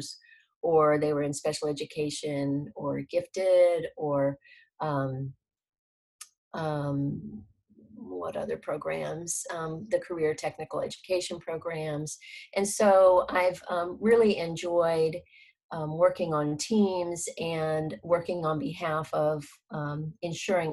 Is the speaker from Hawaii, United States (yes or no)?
yes; Honolulu, Hawaii, United States; moved away; also born or lived in Philippines / Texas; I was born in the Philippines, raised in Honolulu, Hawaii